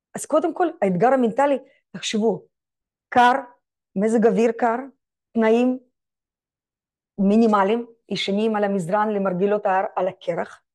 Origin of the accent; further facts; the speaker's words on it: Israel; אני ישראלית, בישראל יהודייה